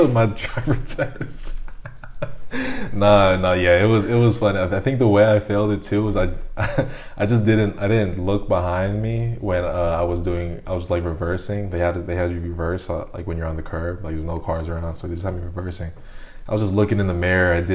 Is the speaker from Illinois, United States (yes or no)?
no; Honolulu, Hawaii, United States; moved away as an adult; now in Belgium; I grew up in Honolulu.